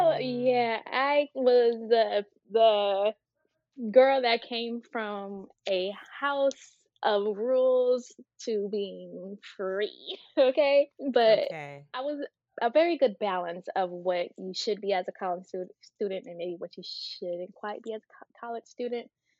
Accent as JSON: {"language": "English", "town": "San Francisco", "region": "California", "country": "United States", "tie": "born or raised there", "also_born_or_lived": "Atlanta", "said": "Life in San Francisco was fun. It was different than my life in Atlanta."}